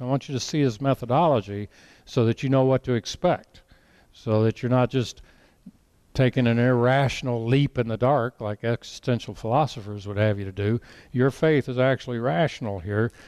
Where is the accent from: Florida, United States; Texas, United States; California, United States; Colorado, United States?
Colorado, United States; I grew up in Colorado